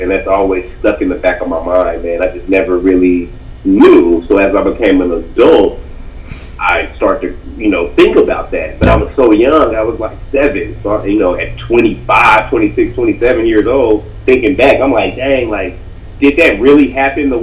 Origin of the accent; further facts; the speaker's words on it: Dallas, Texas, United States; now in Atlanta, United States; I'm originally from Dallas, Texas